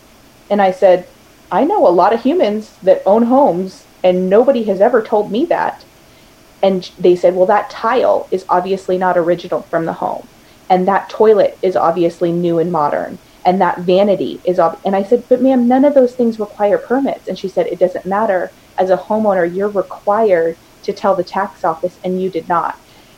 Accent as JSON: {"language": "English", "town": "Houston", "region": "Texas", "country": "United States", "said": "this week it's my sister's family's from Montana, we're from Houston, and we're meeting here in Portland to hang out."}